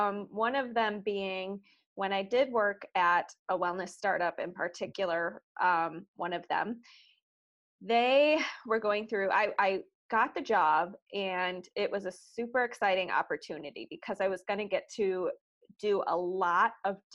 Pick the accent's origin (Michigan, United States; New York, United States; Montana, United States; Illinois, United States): Illinois, United States; Chicago; moved away as an adult; also born or lived in Los Angeles; I'm originally from Chicago